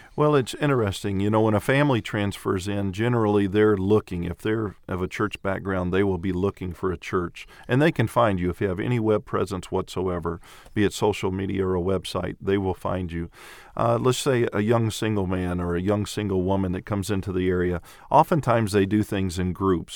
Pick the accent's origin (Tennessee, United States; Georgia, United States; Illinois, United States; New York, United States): Tennessee, United States; Clarksville; also born or lived in Venezuela; I'm from Clarksville, Tennessee, and my wife and I have been in the ministry for twenty-eight years